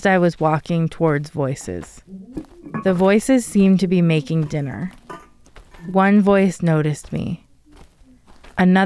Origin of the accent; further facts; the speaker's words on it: Denver, Colorado, United States; Where I grew up in Denver